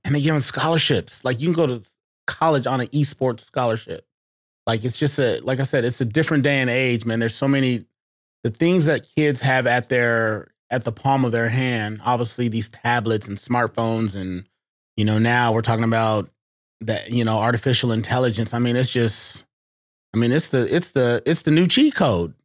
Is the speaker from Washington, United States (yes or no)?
yes; Seattle, Washington, United States; also born or lived in Eastern Oregon / Kirkland; a black kid growing up in Seattle